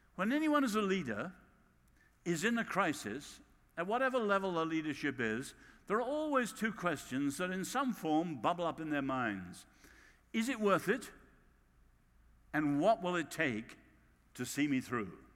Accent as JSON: {"language": "English", "region": "England", "country": "United Kingdom", "accent": "English"}